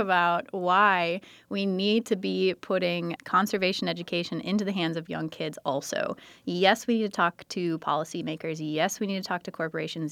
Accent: United States; now in Milwaukee, United States; I grew up on the San Croix River

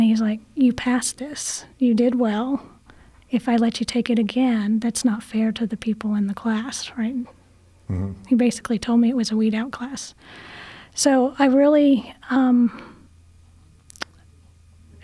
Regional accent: Chattanooga, Tennessee, United States; I grew up in Chattanooga

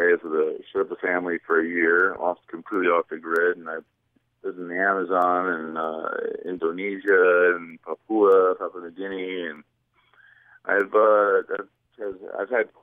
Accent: New Jersey, United States; moved away as an adult; also born or lived in Brazil / New York City / Los Angeles; I just grew up in a small town in New Jersey

